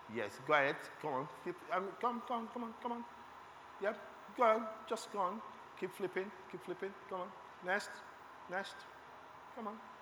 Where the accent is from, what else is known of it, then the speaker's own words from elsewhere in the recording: Lagos, Nigeria; I was born again in Lagos. I was raised in Lagos